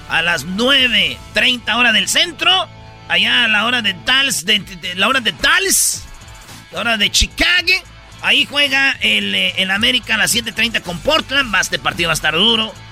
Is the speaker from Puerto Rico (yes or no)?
no; El Salvador; Somos, salvadoreños. somos bicampeones